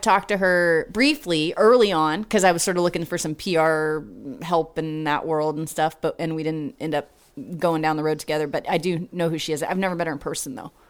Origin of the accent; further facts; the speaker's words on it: Portland, Oregon, United States; moved away as an adult; also born or lived in San Antonio, Texas; now in Austin, United States; Grew up in Oregon.